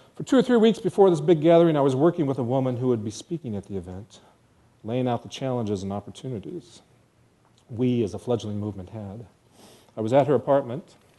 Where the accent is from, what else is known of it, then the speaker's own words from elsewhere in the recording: rural area north of Clarkston, Michigan, United States; back to my rural outpost north of Clarkston